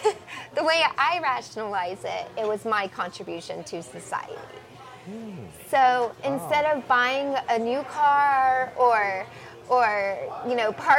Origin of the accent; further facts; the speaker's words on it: Hawaii, United States; I guess I was fascinated by it because also I grew up in Hawaii during Desert Storm.